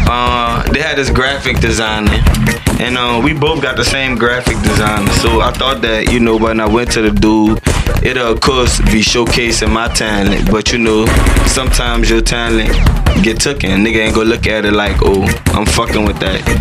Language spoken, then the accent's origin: English; New Orleans, Louisiana, United States; Um, initially, where I'm from in New Orleans, I grew up on the west side of the city. You know, I grew up in Marrero, and uh, I grew up in Algiers.